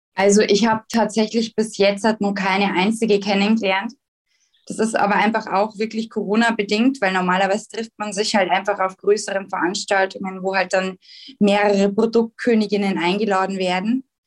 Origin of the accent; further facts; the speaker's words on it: Schwandorf, Bavaria, Germany; ich komme ja aus dem Landkreis Schwandorf oder besser gesagt, ich wohne in Schwandorf